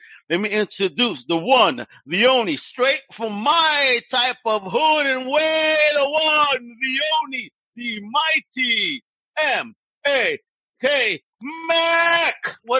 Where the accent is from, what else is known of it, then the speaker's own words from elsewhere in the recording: New York City, New York, United States; my hometown of Brooklyn, New York, baby.